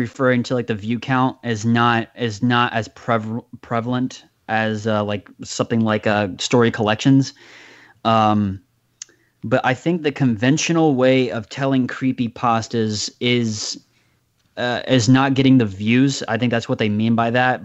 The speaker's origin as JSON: {"language": "English", "country": "United States", "said": "as an American citizen"}